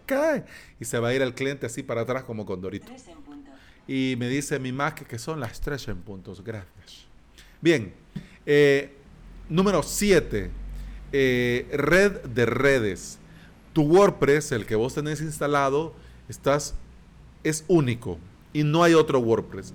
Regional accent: El Salvador; antes habían colones aquí en mi país, pero ya no

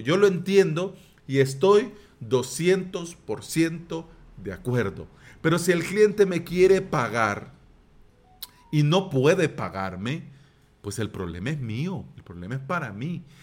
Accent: El Salvador

